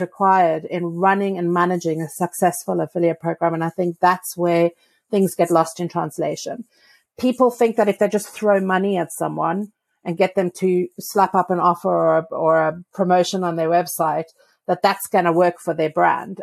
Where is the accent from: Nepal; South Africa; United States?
South Africa; I'm from South Africa where there is no snow